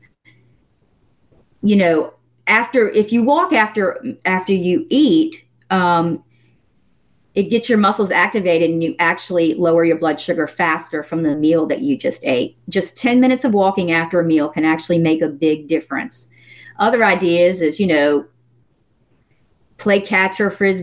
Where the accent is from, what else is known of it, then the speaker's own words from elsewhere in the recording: the South, United States; I'm from the South